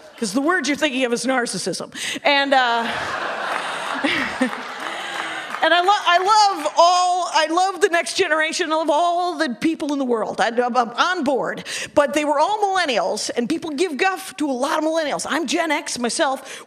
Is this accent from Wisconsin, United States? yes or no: yes; Wisconsin, United States; I'm from Wisconsin